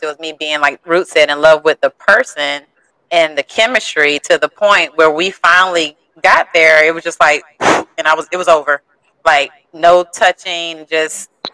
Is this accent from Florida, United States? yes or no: yes; St. Petersburg, Florida, United States; I'm from St. Pete, Florida.